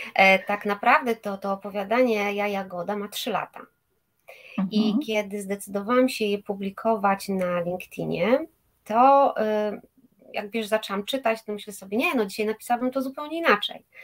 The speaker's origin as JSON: {"language": "Polish", "town": "Bydgoszcz", "region": "Kuyavian-Pomeranian Voivodeship", "country": "Poland", "tie": "born or raised there", "moved": "as an adult", "lives_now": "Gdańsk, Poland", "said": "Ja pochodzę z Bydgoszczy, tam się urodziłam i tam też e, ukończyłam liceum medyczne"}